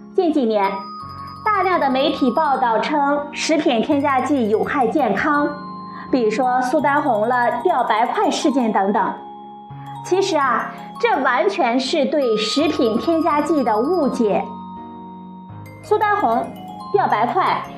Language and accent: Chinese; China; 最早是由我们中国人发现的